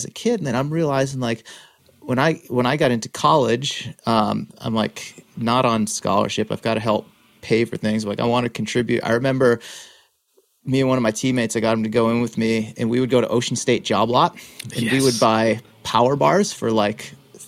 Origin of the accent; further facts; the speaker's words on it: Worcester, Massachusetts, United States; I grew up in Worcester